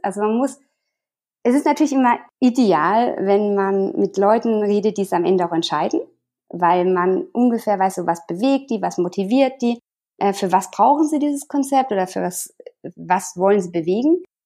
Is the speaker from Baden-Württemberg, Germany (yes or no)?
yes; Sinsheim, Baden-Württemberg, Germany; moved away as an adult; now in Tyrol, Austria; Ich komme aus der Nähe von äh, Sinsheim